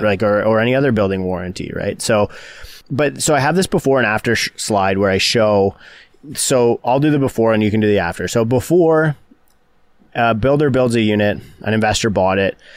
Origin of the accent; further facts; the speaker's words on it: Canada; as a Canadian